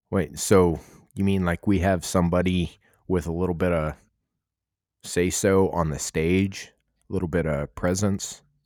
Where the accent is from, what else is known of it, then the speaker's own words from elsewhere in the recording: Arizona, United States; moved away; I grew up trout fishing in Arizona